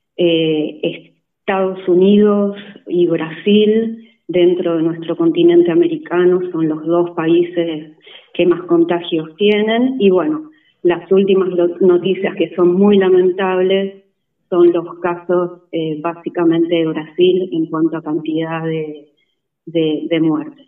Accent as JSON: {"language": "Spanish", "country": "Argentina"}